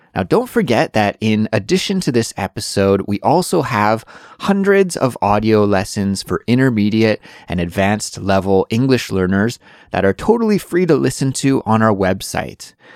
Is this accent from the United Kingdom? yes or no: no; Canada; moved away as an adult; now in South Korea; Although I'm from Canada, I do live in South Korea